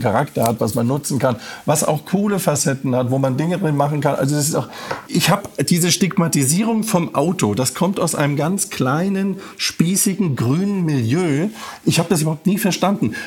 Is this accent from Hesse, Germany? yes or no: yes; Frankfurt, Hesse, Germany; weil es meine Heimat ist.